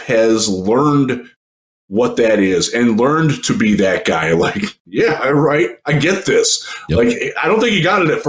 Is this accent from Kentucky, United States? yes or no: no; Cleveland, Ohio, United States; I'm 50 years old. That's the first title in my life that my hometown has ever won